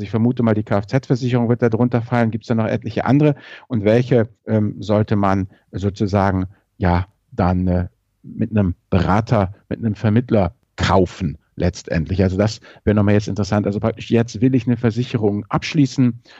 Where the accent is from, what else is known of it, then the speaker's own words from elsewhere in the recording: Rhineland, Germany; ich bin ja als Rheinländer